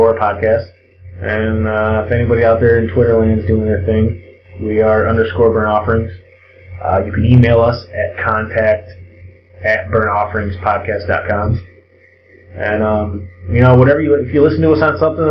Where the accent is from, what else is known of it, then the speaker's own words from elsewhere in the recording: Canada; I'm Canadian